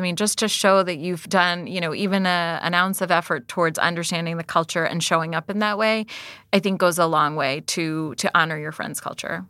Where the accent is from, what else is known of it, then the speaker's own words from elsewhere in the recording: United States; I was born and raised in America